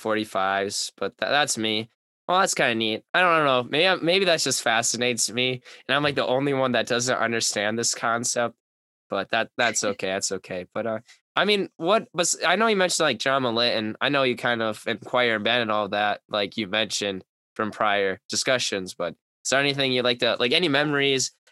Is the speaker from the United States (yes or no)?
yes; Valders, Wisconsin, United States; us Valders folk